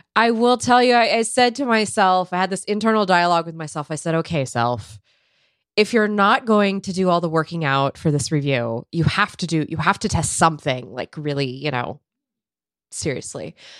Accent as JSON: {"language": "English", "region": "California", "country": "United States", "moved": "yes", "said": "as a Californian"}